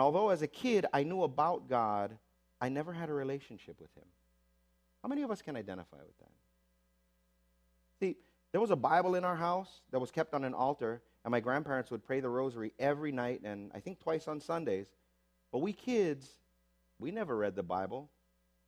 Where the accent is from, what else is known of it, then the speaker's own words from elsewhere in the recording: Waipahu, Hawaii, United States; I was raised in Waipahu, like most Filipinos